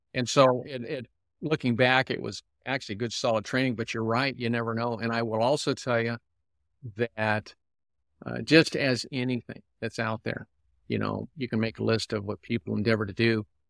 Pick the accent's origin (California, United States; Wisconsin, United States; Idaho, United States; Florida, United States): California, United States; San Diego; I was raised here in San Diego